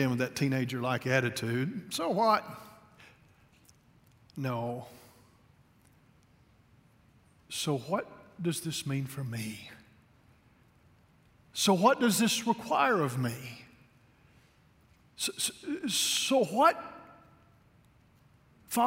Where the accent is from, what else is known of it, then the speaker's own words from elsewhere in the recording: La Follette, Tennessee, United States; moved away; also born or lived in Kentucky; I was born in La Follette, Tennessee